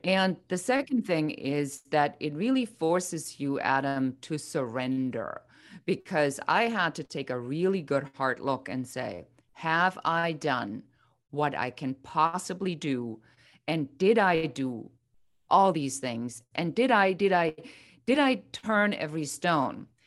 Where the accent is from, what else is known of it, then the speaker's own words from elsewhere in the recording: Germany; moved away as an adult; now in United States; I'm originally from Germany